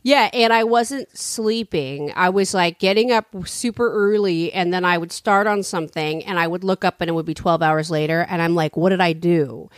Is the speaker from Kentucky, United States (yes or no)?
no; San Francisco, California, United States; I'm from San Francisco